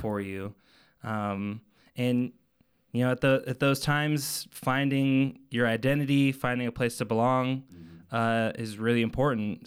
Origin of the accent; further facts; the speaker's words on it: Arvada, Colorado, United States; I grew up in Arvada